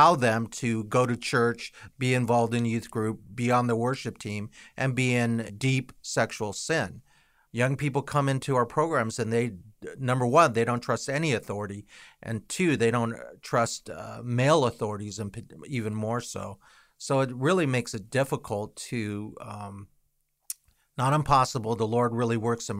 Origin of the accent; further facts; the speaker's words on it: United States; we as an American culture